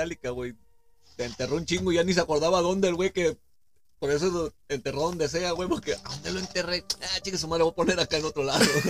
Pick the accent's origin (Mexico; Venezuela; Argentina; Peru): Mexico; Nayarit; tenemos historia aquí en Nayarit